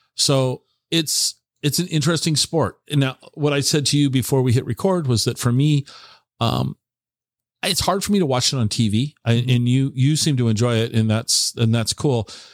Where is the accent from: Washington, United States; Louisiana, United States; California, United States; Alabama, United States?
Washington, United States; Tacoma; also born or lived in Seattle; now in Central Washington, United States; I grew up in the Tacoma area. I lived in the Seattle Tacoma area for many many years. Moved over here to Central Washington in 2017.